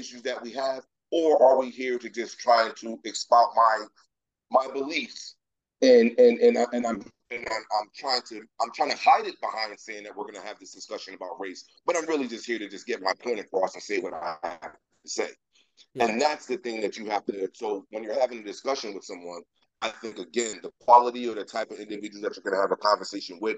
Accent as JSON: {"language": "English", "town": "Hartford", "region": "Connecticut", "country": "United States", "said": "I'm from Hartford"}